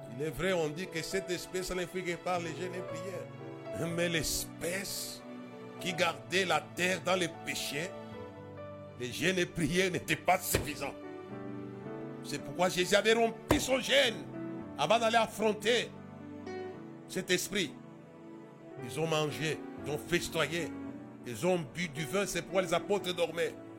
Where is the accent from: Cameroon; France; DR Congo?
DR Congo; Lubumbashi, Haut-Katanga; chez nous, à Lubumbashi